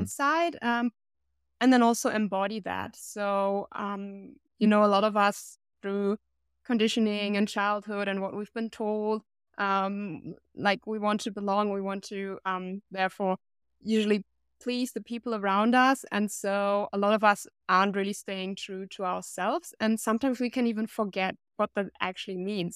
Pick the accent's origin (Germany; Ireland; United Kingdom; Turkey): Germany; based here in my hometown